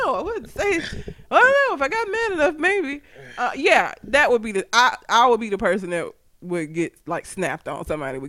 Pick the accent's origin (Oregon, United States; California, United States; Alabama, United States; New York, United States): Alabama, United States; Talladega; Meanwhile, I tell people I'm from Talladega, and the only thing they know is Ricky Bobby, shake and bake.